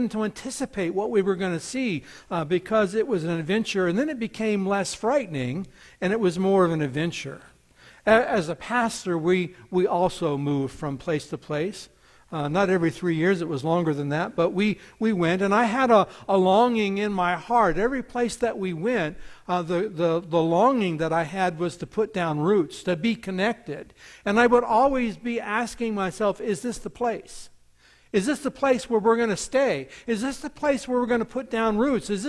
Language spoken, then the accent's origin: English; United States; born there; I was born here in the United States and I was born on a reservation. Happened to be a military reservation, but nonetheless, it was a reservation.